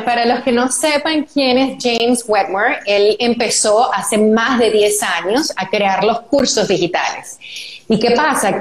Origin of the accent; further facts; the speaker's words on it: Venezuela; somos las dos venezolanas